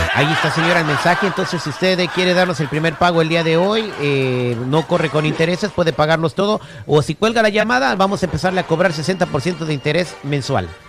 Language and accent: Spanish; Morelia, Michoacán, Mexico; yo, soy, de Morelia, Michoacán.